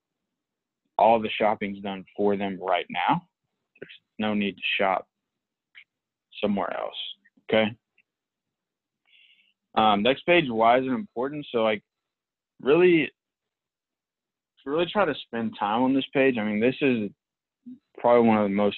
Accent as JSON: {"language": "English", "country": "Palestine", "tie": "born or raised there", "moved": "yes", "said": "I grew up in Palestine"}